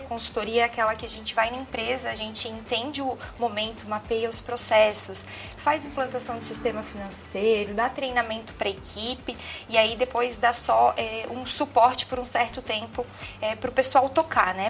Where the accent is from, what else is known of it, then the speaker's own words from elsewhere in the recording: São José, Santa Catarina, Brazil; Eu sou nascida e criada aqui mesmo, em São José, Santa Catarina.